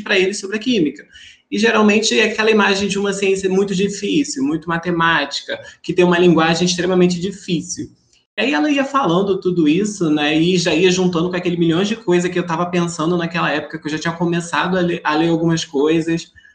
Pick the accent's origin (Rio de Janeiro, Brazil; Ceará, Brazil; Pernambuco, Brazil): Rio de Janeiro, Brazil; interior of; Eu venho do interior do Rio de Janeiro